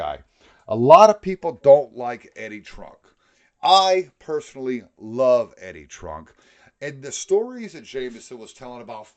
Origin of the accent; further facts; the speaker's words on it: New York, United States; I'm a New Yorker